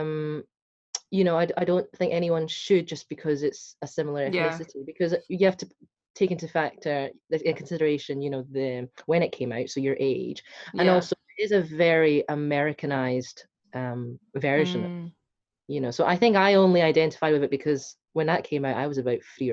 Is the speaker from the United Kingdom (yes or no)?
yes; Scotland, United Kingdom; accent: Scottish; first language Hakka; English is a second language; I'm Scottish